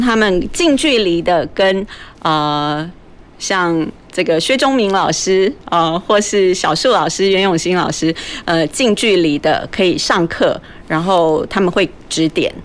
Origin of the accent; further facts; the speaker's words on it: Taipei, Taiwan; moved away as an adult; now in Kaohsiung, Taiwan; 我以前也生，生活在台北那么多年嘛，嗯哼。从小在那边长大